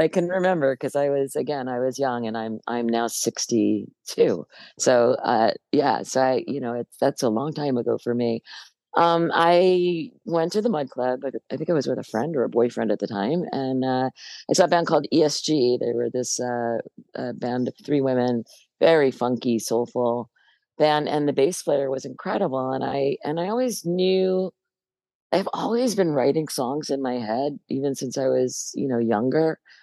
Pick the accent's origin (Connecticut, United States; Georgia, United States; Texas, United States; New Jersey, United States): New Jersey, United States; Hoboken; I grew up in Hoboken in New Jersey, which is right across the river from uh, New York City